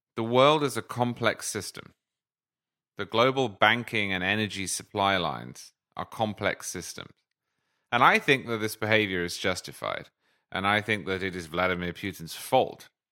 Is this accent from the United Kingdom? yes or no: yes; United Kingdom; as a Brit